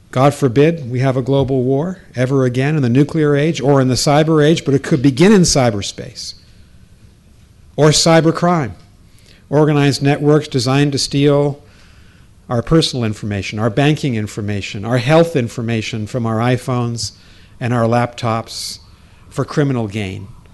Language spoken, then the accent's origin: English; United States; accent: American; my American accent